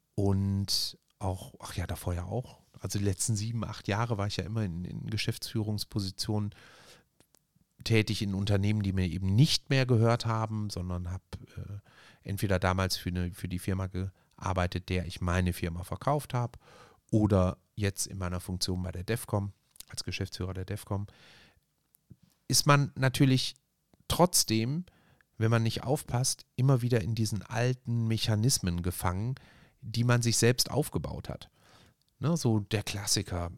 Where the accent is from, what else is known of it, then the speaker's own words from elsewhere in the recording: Essen, North Rhine-Westphalia, Germany; bei uns in Borbeck